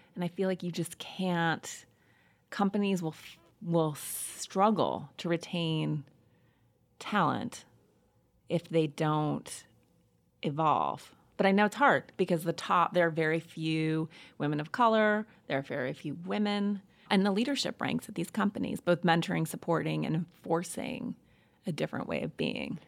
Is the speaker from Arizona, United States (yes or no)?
no; Missoula, Montana, United States; I grew up in Montana in a small town called Missoula